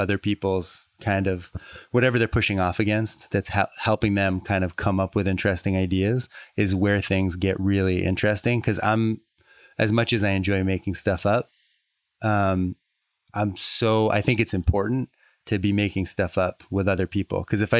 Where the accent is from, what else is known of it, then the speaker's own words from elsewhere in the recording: Fall River, Massachusetts, United States; Fall River, Massachusetts.